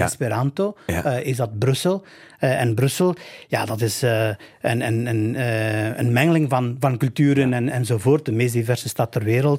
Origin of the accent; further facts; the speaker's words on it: northern Albania, Albania; now in Belgium; ik, omdat ik van het noorden ben. We hebben ook hetzelfde dialect, min of meer